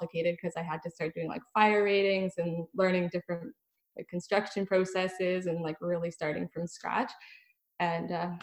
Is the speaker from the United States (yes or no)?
no; Ottawa, Ontario, Canada; I'm from Ottawa